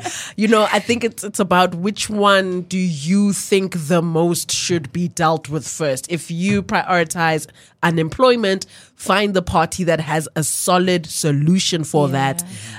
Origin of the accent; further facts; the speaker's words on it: South Africa; just as a South African citizen, what I can say is, what is the best and most efficient way for you to make immediate change in your immediate environment?